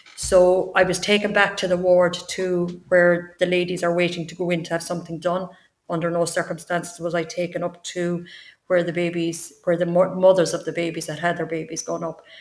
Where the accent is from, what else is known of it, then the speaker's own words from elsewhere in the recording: Tipperary, Munster, Ireland; also born or lived in London; I'm from Tipperary.